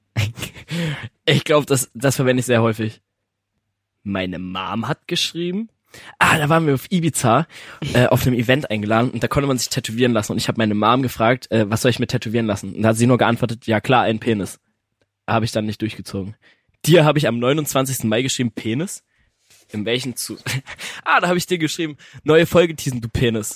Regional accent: Germany; wir sind Deutsche

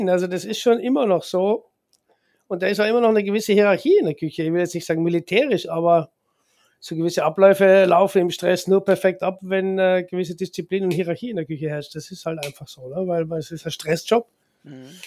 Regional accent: Austria; als Österreicher, der Österreicher geht einfach nur gerne ins Wirtshaus

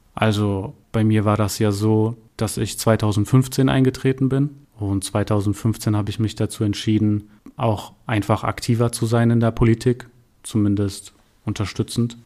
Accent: Darmstadt, Hesse, Germany; Ich bin auch gebürtiger Darmstädter, also ein echter Heiner. Ähm, bin hier zur Schule gegangen

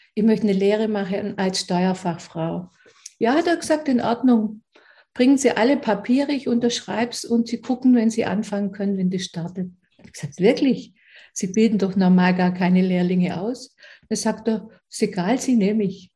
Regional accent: Aulendorf, Baden-Württemberg, Germany; ich komme aus Aulendorf, das ist in Oberschwaben in der Nähe von Ravensburg

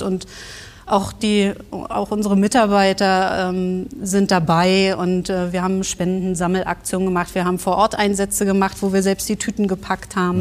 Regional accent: Berlin, Germany; accent: Berlin; Aufgewachsen in Westberlin, ja. oben in Reinickendorf

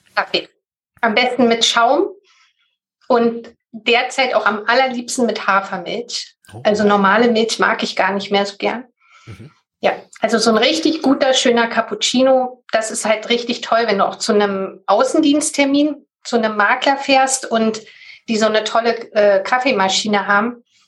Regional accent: Berlin, Germany; Das ist Berlin und war bisher auch schon immer Berlin. Ja, bin eine Berliner Pflanze

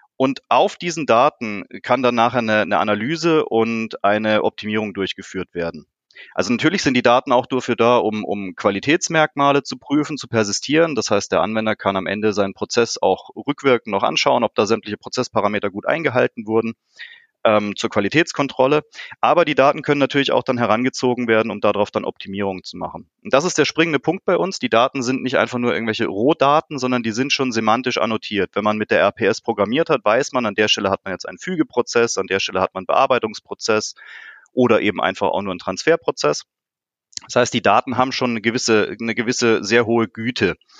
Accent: Karlsruhe, Baden-Württemberg, Germany; ich komme hier aus Karlsruhe

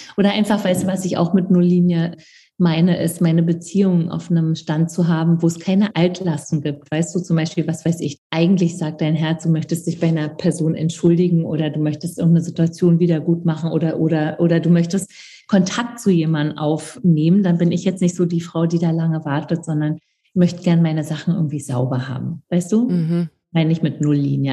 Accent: East Germany, Germany; ich komme aus dem Osten

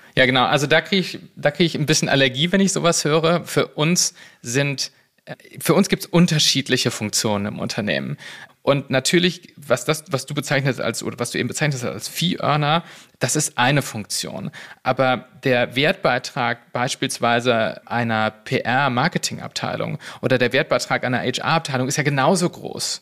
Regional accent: Cologne, North Rhine-Westphalia, Germany; now in Berlin, Germany; ich bin äh, Kölner und Rheinländer

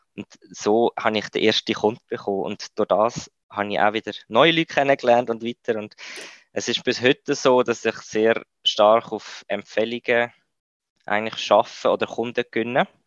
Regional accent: Switzerland; also born or lived in India; bei uns in der Schweiz

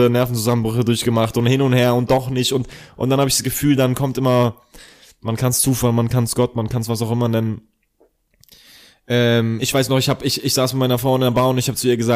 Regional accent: Ingolstadt, Bavaria, Germany; moved away; Ja, ich komme aus Ingolstadt.

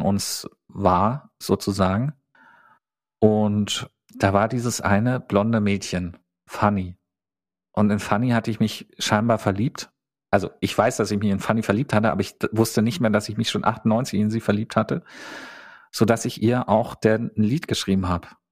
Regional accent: Teltow, Brandenburg, Germany; Ich bin in Teltow zur Schule gegangen

